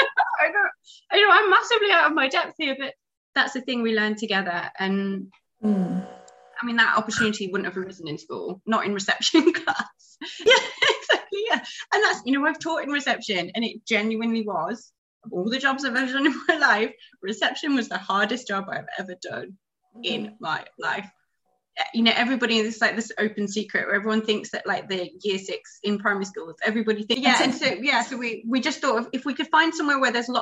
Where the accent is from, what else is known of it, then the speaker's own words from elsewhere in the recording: United Kingdom; moved away as an adult; now in Ho Chi Minh City, Vietnam; as a Brit